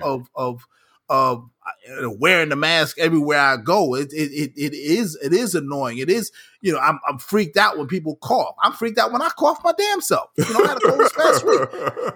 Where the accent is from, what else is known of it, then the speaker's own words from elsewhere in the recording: New York, United States; as a New Yorker